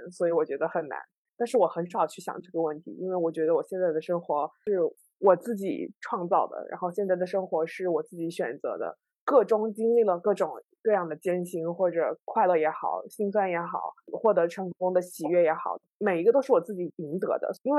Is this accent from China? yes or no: yes; Shunde, Guangdong, China; also born or lived in Qinghai-Tibet Plateau; 我是我九岁之前，我其实是在青藏高原生活。然后九岁的时候到了广东，然后当时一开始在顺德